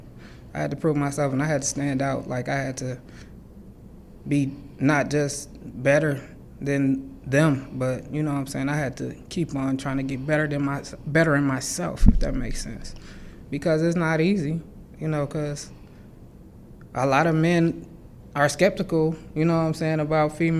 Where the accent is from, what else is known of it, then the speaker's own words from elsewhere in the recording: Lansing, Michigan, United States; I grew up right here in Lansing, Michigan, South Side